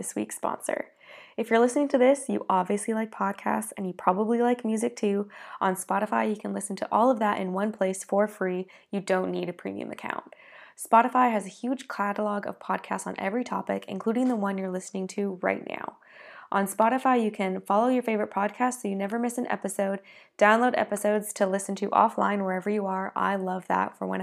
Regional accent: Canada; I'm Canadian

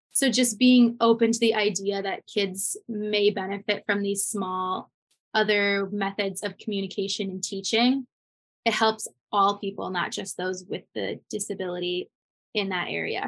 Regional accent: Connecticut, United States; I'm from Connecticut

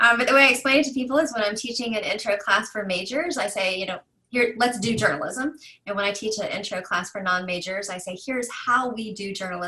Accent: Birmingham, Alabama, United States; I am from Birmingham, Alabama, originally.

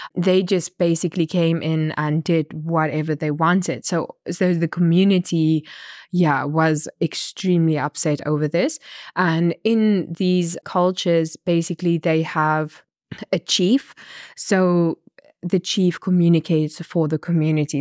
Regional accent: Namibia; I'm a journalist from Namibia

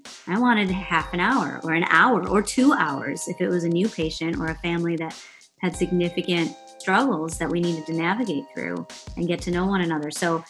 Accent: Wisconsin, United States; moved away as an adult; also born or lived in Massachusetts / Charlottesville, Virginia; now in Charlotte, United States; I'm an allergist, and I grew up in Wisconsin

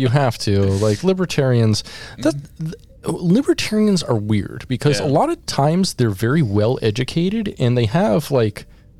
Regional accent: Alaska, United States; I was raised in Alaska, and, needing to have a car at 16 years old

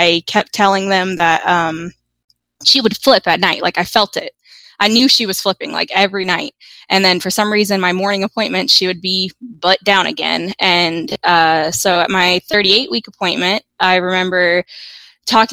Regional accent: Virginia, United States; moved away as an adult; also born or lived in California; now in Georgia, United States; I was born in Virginia, where I had my first two kids

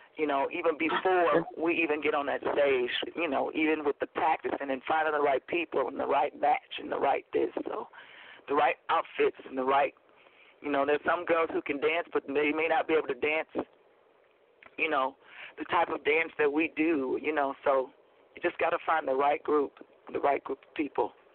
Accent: Oklahoma, United States; moved away as an adult; also born or lived in Los Angeles, California; I'm from Oklahoma. That's where I'm at now.

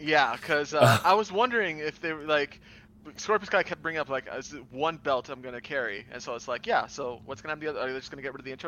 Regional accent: Miami, Florida, United States; I am a Latino from Miami, Florida.

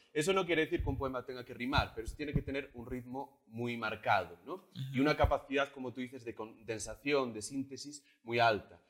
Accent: Galicia, Spain; born or raised there; moved away as an adult; also born or lived in Madrid, Spain; now in Bolivia

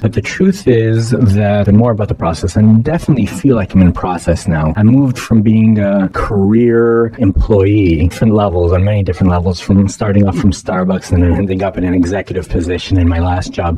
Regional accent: Toronto, Ontario, Canada; now in Los Angeles, United States; I grew up in Toronto.

